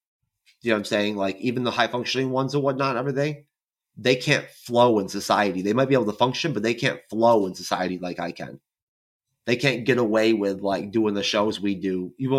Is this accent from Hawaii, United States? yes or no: no; New York, United States; I can't help it if it slips out. I'm from New York.